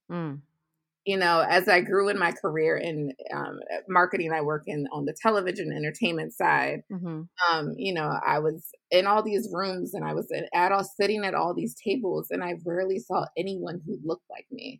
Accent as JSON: {"language": "English", "area": "Baltimore County", "region": "Maryland", "country": "United States", "tie": "born or raised there", "also_born_or_lived": "Washington, D.C.", "said": "But I was raised in the suburbs of Maryland, Baltimore County, to be exact"}